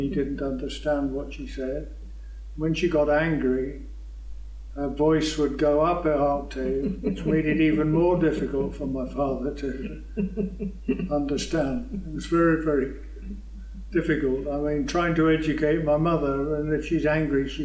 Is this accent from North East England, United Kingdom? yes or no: no; Burton-on-Trent, West Midlands, United Kingdom; also born or lived in Fort McMurray, Canada; now in Bolton, Canada; I was born in Burton-on-Trent, Staffordshire, Midlands in England